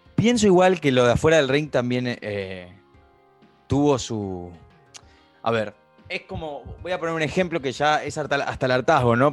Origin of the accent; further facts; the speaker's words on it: Argentina; como argentinos